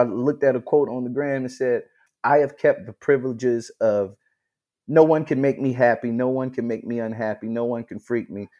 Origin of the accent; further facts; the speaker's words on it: Charleston, South Carolina, United States; I'm from Charleston, South Carolina